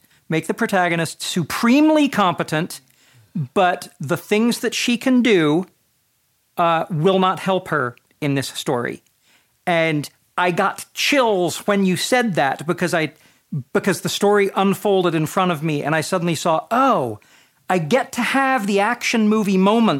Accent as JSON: {"language": "English", "region": "Florida", "country": "United States", "tie": "born or raised there", "said": "I grew up in Florida, but I assume this is universal."}